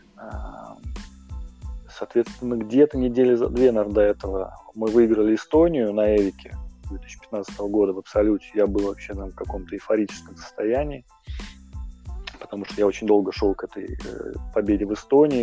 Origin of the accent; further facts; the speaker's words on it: Moscow, Russia; moved away as an adult; now in Saint Petersburg, Russia; я коренной москвич, э, я 30 лет прожил, ну, 29 прожил в Москве